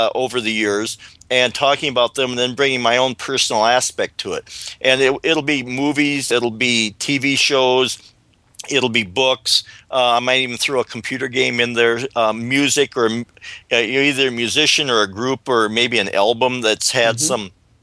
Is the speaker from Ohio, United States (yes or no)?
no; South Dakota, United States; Growing up on the plains of South Dakota